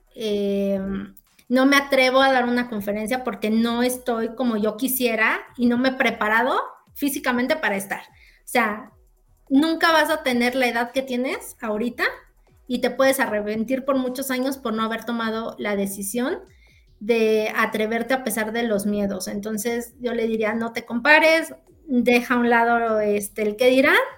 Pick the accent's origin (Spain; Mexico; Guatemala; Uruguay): Mexico; como ciudadanos, como mexicanos